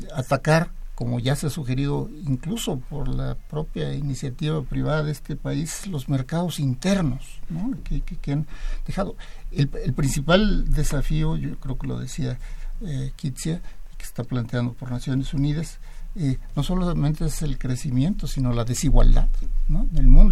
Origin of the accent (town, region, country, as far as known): Mexico